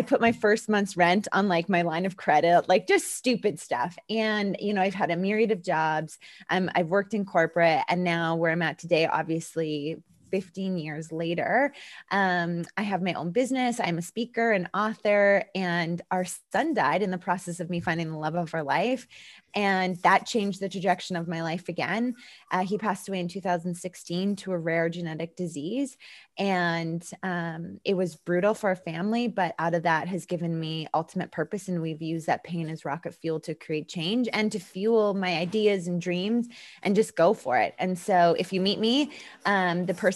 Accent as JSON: {"language": "English", "town": "Winnipeg", "region": "Manitoba", "country": "Canada", "tie": "born or raised there", "moved": "as an adult", "said": "Born and raised in just outside of Winnipeg, Manitoba"}